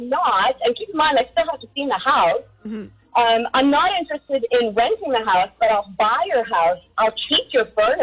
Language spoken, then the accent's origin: English; Victoria, British Columbia, Canada; So I grew up in Gordon Head